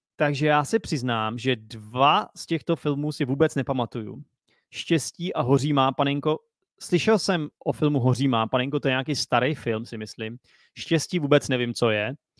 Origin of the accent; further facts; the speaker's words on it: Czechia; jsem Čech